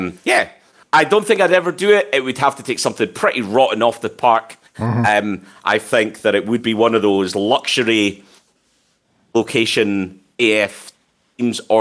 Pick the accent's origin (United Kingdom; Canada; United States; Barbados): United Kingdom; Scotland; as a Scottish person